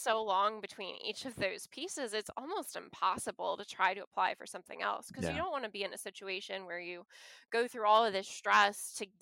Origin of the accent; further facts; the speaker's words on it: St. Louis, Missouri, United States; moved away as an adult; also born or lived in Aomori, Japan / New Orleans area; growing up in St. Louis